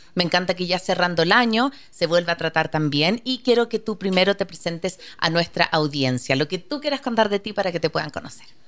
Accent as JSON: {"language": "Spanish", "country": "Chile", "moved": "yes", "said": "yo soy chilena, vengo de una realidad muy distinta"}